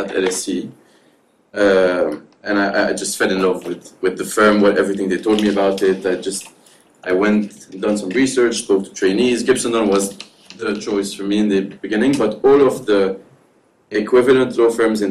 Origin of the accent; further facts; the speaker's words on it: Lebanon; also born or lived in Dubai, United Arab Emirates; now in London, United Kingdom; one in Lebanon, my home country, one in Dubai, where my parents live